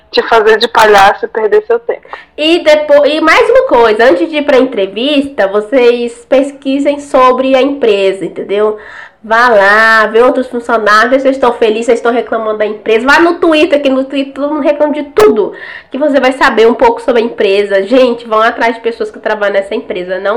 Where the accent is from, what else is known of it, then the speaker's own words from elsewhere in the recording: Maranhão, Brazil; Toda vez que eu falo que eu sou, que eu sou do Maranhão, o povo começa a ficar me humilhando. Ah, porque você veio de lá? Por que, que você saiu de lá?